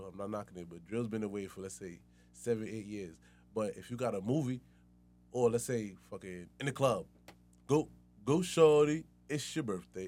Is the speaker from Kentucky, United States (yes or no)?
no; West Babylon, New York, United States; I'm from West Babylonia